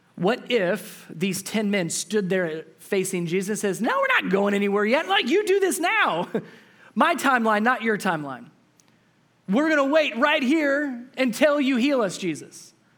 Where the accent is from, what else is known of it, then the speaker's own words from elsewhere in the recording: Cincinnati, Ohio, United States; I'm from Cincinnati, Ohio, so just north of where I grew up